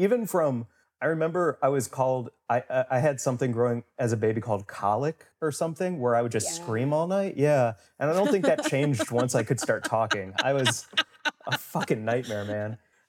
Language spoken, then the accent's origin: English; St. Louis, Missouri, United States; St. Louis, Missouri.